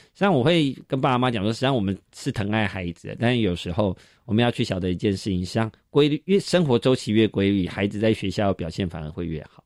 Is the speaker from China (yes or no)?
no; Taiwan; 我们台湾人就是特爱排队嘛